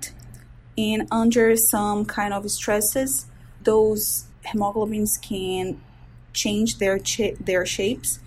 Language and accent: English; Brazil; moved away as an adult; also born or lived in Washington, D.C., United States; now in Baltimore, United States; I'm originally from Brazil. I was born and raised there, went to medical school